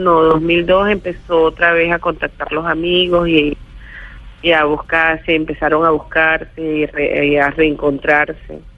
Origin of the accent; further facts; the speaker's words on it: Venezuela; en Venezuela, esta es mi, mi tierra, este es mi país y yo estoy sembrado en Venezuela. Y yo nunca he pensado realmente en irme.